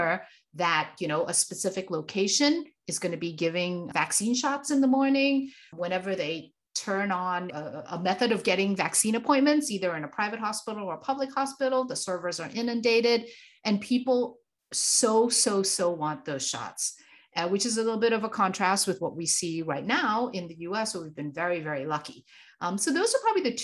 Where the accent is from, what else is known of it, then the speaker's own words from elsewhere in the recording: Thailand; now in United States; I am Thai Chinese. So I grew up in Asia